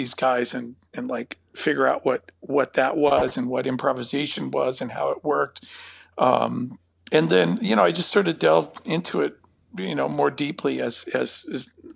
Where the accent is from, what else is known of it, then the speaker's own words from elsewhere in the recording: Napa, California, United States; I grew up in Napa, but I was born in Southern California and then moved north